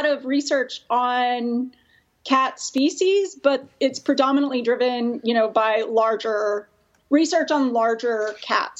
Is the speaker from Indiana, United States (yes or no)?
no; Texas, United States; moved away; also born or lived in California; I'm actually from Texas